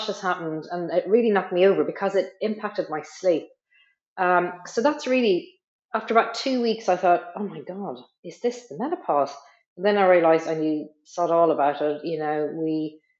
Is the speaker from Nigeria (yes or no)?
no; west coast of Ireland, County Limerick, Munster, Ireland; moved away as an adult; now in Nottingham, United Kingdom; as you can maybe tell from my accent, I'm originally from Ireland, from the west coast of Ireland, in a place called Derry, County Limerick